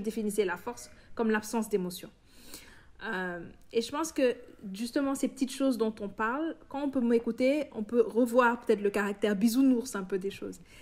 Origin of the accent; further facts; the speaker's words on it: Senegal; en tant que noir, en tant qu'africain, en tant que sénégalais